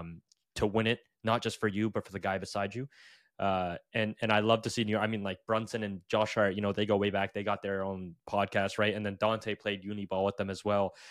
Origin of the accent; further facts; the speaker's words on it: Canada; I am Canadian